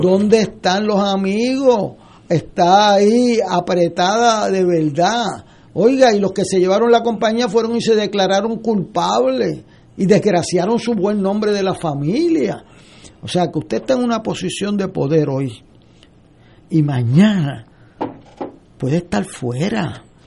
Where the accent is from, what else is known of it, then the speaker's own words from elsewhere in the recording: San Juan, Puerto Rico; yo vengo de Río Piedra